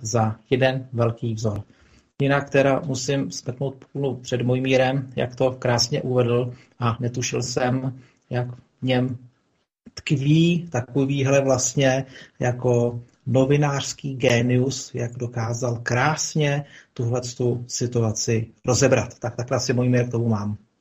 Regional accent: Czechia; u nás v České republice

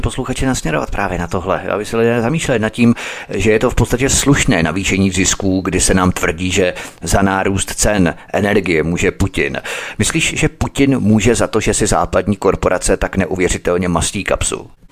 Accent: Czechia; My jako Češi

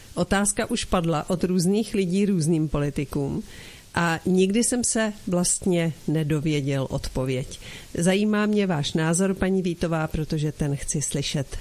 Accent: Czechia; mé rodné zemi

